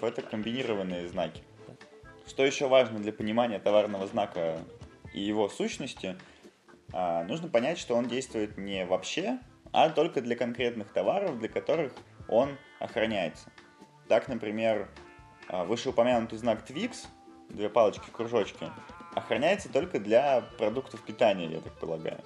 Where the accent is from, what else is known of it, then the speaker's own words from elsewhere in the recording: Yaroslavl, Yaroslavl Oblast, Russia; в моем родном городе Ярославле